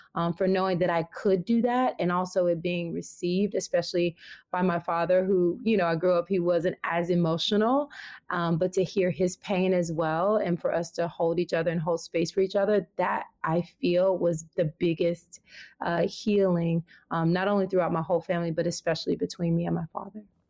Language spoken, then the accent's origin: English; the South, United States; moved away; growing up in the South